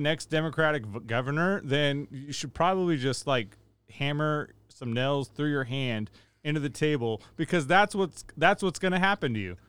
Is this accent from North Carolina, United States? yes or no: no; Rio Linda, California, United States; I grew up in Rio Linda.